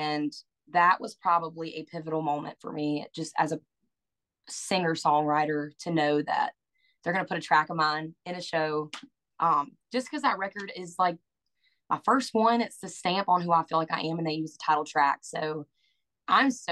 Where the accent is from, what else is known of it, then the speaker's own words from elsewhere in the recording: Greenville, South Carolina, United States; my hometown. It's called the Bon's. Well, it was. No, it's Bon Secours Wellness Arena